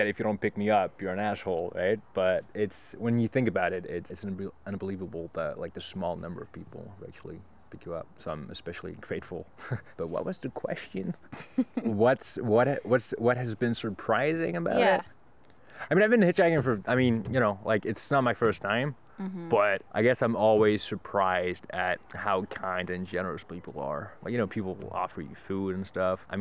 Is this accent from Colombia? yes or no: no; Belgium; moved away as an adult; also born or lived in Toronto / Montreal; But I'm from Belgium. Yeah, so I lived in Toronto for 3 months and then in Montreal for 4 months.